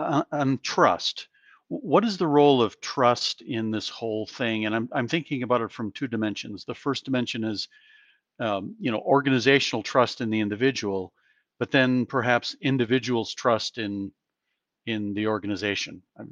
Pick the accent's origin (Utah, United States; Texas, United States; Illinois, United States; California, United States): Utah, United States; she's from India, I'm from Utah